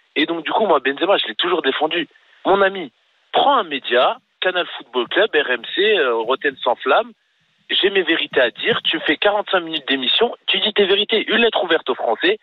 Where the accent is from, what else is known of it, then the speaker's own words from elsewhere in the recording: Marseille, Provence-Alpes-Côte d'Azur, France; je suis Marseillais